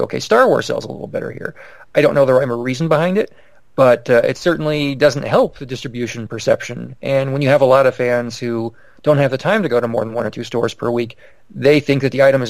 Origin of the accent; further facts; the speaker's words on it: Phoenix, Arizona, United States; growing up in Phoenix